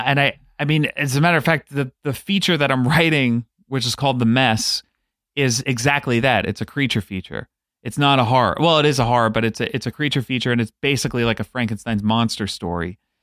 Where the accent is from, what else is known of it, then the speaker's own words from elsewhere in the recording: New York City, New York, United States; I grew up on Staten Island